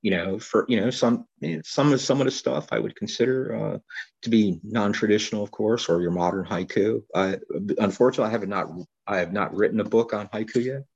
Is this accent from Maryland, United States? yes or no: yes; Baltimore, Maryland, United States; moved away as an adult; now in Florida, United States; I was born in Baltimore, Maryland